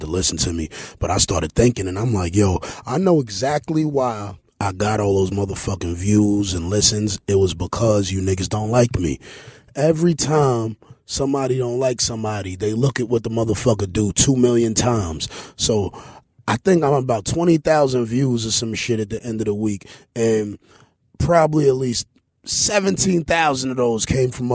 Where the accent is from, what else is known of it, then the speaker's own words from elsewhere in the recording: New York City, New York, United States; I'm from East New York, man. I had a dope house connected to my house